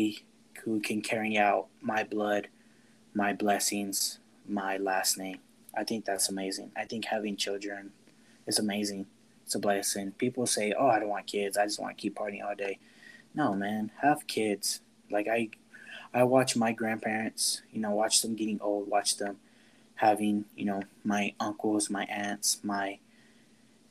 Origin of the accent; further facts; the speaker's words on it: Florida, United States; I was never born in Mexico. I was born in Florida